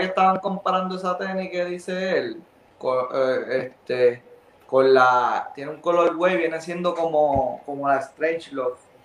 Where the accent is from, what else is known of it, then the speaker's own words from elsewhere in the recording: Arecibo, Puerto Rico; yo soy de Arecibo